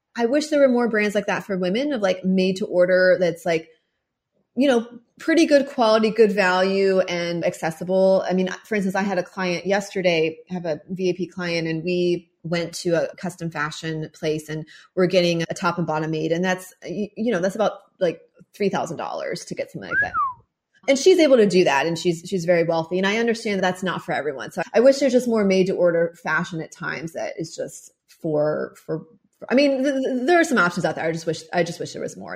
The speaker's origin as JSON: {"language": "English", "town": "Mechanicsville", "region": "Virginia", "country": "United States", "tie": "born or raised there", "also_born_or_lived": "Paris / Bali", "moved": "as an adult", "said": "growing up in Mechanicsville, Virginia"}